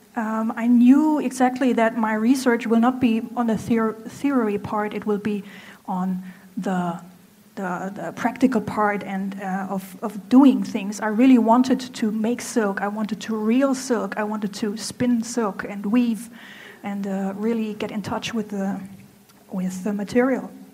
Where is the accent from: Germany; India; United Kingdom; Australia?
Germany; English is a second language; moved away as an adult; now in Hangzhou, China; I'm from Germany.